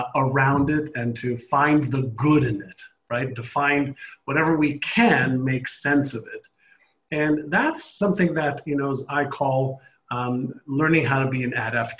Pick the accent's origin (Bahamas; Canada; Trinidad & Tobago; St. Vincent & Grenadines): Canada; now in United States; I live in the U.S. I don't vote in the U.S. I'm Canadian.